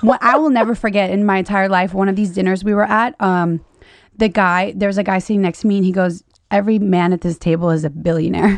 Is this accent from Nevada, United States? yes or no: no; Louisiana, United States; moved away; I'm from Louisiana